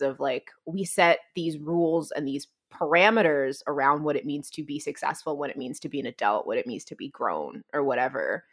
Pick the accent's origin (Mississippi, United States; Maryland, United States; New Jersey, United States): New Jersey, United States; moved away as an adult; also born or lived in Gainesville; now in Texas, United States; I'm originally from New Jersey. I grew up, I wanna say, like, fifteen minutes outside of Manhattan.